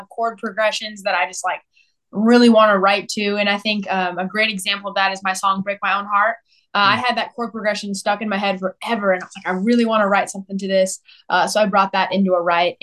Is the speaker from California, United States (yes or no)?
yes; Southern California, United States; also born or lived in Nashville; now in Texas, United States; I was born and raised out in Southern California